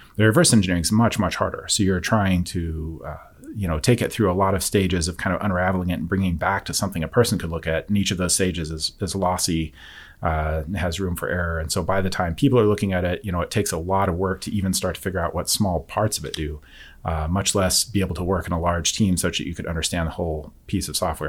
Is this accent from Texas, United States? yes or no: yes; Forney, Texas, United States; I'm from near the Dallas area, a small town called Forney